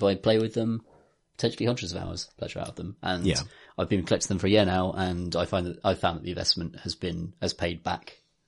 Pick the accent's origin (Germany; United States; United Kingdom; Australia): United Kingdom; Birmingham, West Midlands; moved away; I'm from Birmingham.